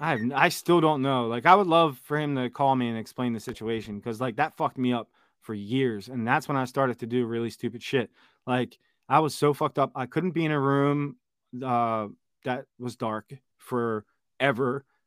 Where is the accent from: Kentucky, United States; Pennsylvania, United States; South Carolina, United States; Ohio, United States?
Pennsylvania, United States; Philadelphia; moved away as an adult; Born and raised in Philadelphia. Spent twenty-five years of my thirty-four years living there